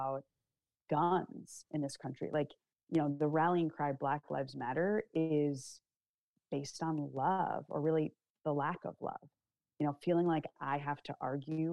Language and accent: English; United States; I'm an American. I am proud to be an American. I love my country